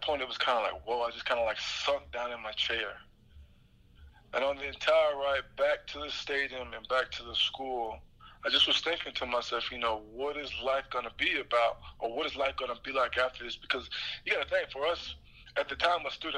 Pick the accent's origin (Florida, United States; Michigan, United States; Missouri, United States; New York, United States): Florida, United States; Jacksonville; me and Shaq are from the same home city.